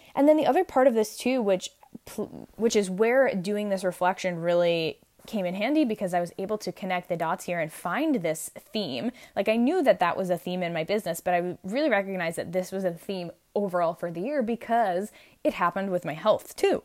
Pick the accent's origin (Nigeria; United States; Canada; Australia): United States; New York; I'm actually from New York